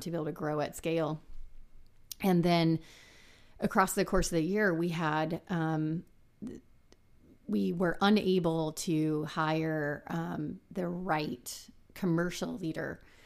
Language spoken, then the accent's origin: English; San Antonio, Texas, United States; I'm from South Texas. Um, I grew up in San Antonio